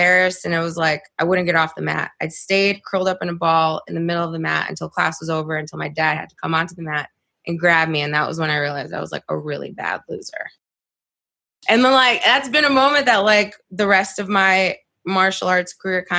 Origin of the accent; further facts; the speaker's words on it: upstate New York, United States; also born or lived in Moldova; my family immigrated to upstate New York when I was 5 from Moldova